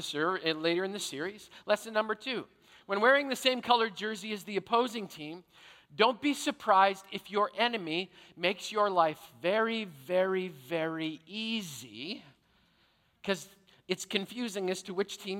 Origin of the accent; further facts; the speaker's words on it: Canada; I grew up in Canada, which means I played hockey